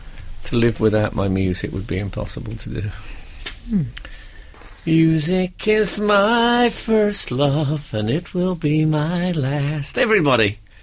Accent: West Bromwich, West Midlands, United Kingdom; I was born in West Bromwich

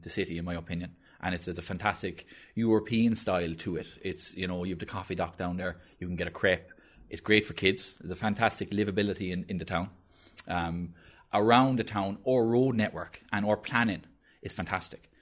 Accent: Blackrock, Munster, Ireland; my home, uh, I'm from Black Rock

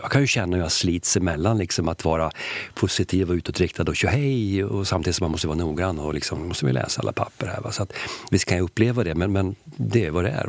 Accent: Sweden; jag är ju svensk

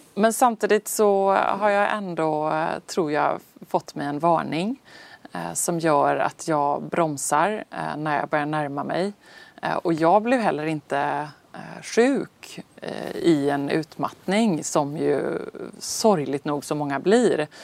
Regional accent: Sweden; oss här hemma i Sverige

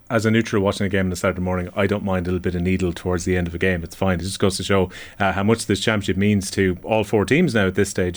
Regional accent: Ireland; as an Irishman

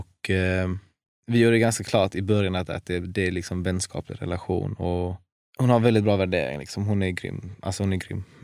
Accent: Varberg, Halland County, Sweden; Jag är, från Varberg.

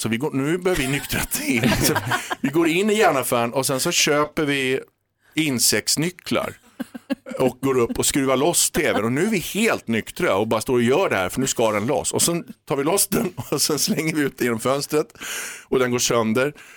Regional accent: Sweden; moved away; also born or lived in London; jag var svensk

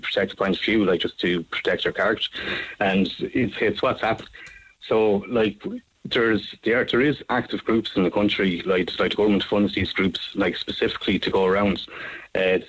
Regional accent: Ireland; as an Irishman

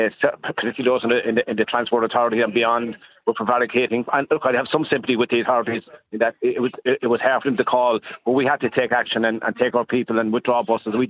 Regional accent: Cork, Munster, Ireland; now in Dublin, Ireland; I am from Cork and living in Dublin

